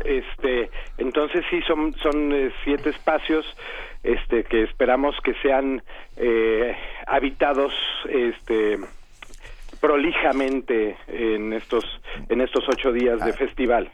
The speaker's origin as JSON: {"language": "Spanish", "region": "Mexico City", "country": "Mexico", "tie": "born or raised there", "said": "Yo soy además hijo de la Benito Juárez"}